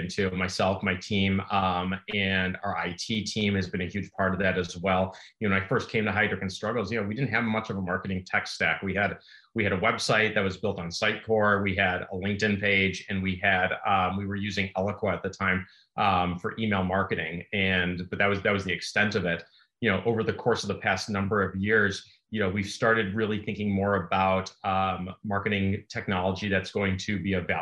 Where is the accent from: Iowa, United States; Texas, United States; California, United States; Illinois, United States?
Illinois, United States; Chicago; born and bred in Chicago